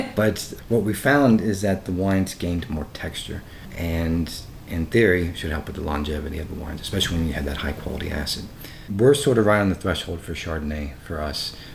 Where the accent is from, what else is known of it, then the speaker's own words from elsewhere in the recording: Southwest Virginia, United States; where I grew up in Southwest Virginia